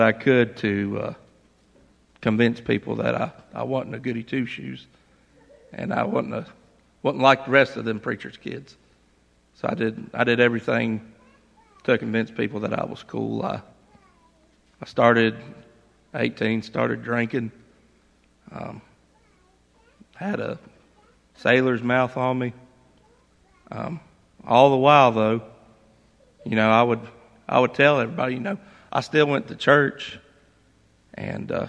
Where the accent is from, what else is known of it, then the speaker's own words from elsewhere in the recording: Laurel Fork, Virginia, United States; I grew up in Laurel Fork, and I grew up in a Christian home.